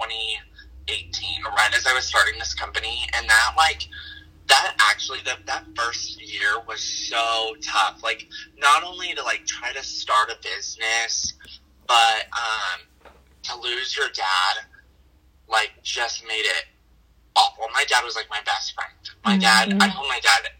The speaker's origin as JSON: {"language": "English", "town": "Kirby", "region": "Wyoming", "country": "United States", "tie": "born or raised there", "also_born_or_lived": "Thermopolis, Wyoming", "said": "And I actually grew up in a town smaller than that. It was in Kirby, Wyoming"}